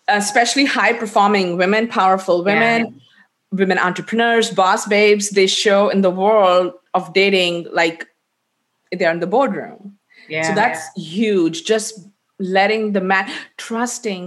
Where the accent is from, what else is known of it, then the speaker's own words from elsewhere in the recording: India; I'm Indian